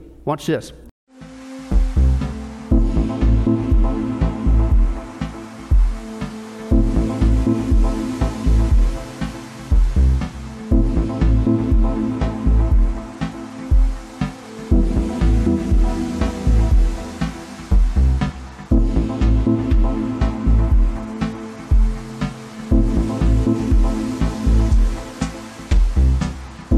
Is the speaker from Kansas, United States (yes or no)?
yes; Kansas, United States; I grew up in Kansas